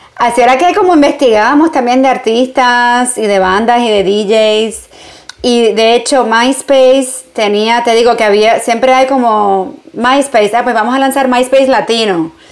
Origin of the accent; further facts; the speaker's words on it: Puerto Rico; moved away as an adult; also born or lived in New York, United States; now in Barcelona, Spain; yo no crecí en Estados Unidos, crecí en Puerto Rico